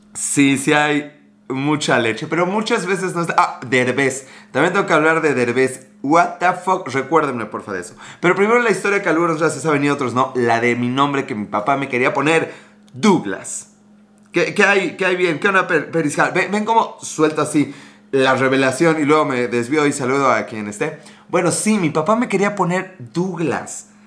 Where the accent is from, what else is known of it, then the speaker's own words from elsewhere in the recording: northern Mexico, Mexico; accent: norteño; now in Puebla, Mexico; soy mexicano de ahí del norte